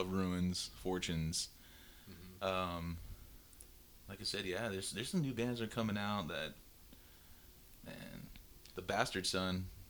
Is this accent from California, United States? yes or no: no; San Antonio, Texas, United States; we're all from San Antonio.